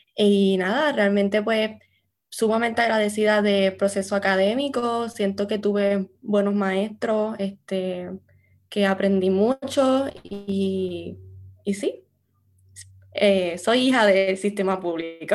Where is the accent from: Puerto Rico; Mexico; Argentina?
Puerto Rico; Morovis; moved away as an adult; now in United States; yo me crié en Morovis eh, con mi familia materna